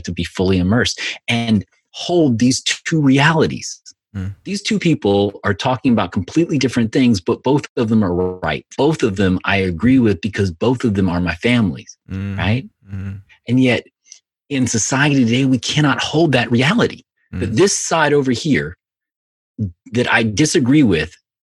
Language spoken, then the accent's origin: English; the South, United States; I grew up, you know, in the South, you know, which is very, you know, in the 70s, early 80s, where, you know, it was very segregated